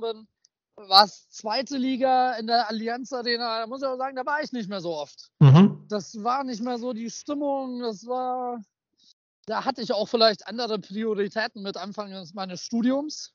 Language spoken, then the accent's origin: German; Upper Palatinate, Bavaria, Germany; ich komme aus der Oberpfalz